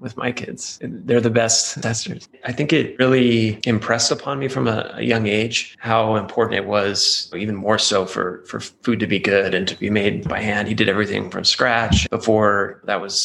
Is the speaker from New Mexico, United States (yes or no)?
yes; Albuquerque, New Mexico, United States; I grew up here in Albuquerque